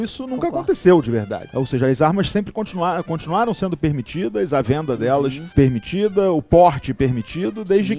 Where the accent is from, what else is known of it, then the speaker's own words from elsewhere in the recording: Rio de Janeiro, Brazil; quando eu era criança, morava aqui no Rio, num, num bairro chamado Tijuca